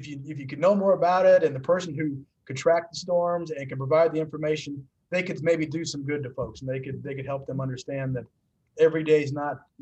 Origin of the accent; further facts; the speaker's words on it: Murphysboro, Illinois, United States; I'm from Murfreesboro, Illinois